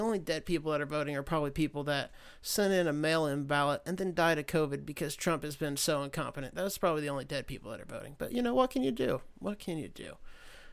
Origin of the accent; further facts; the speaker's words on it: United States; part of being an American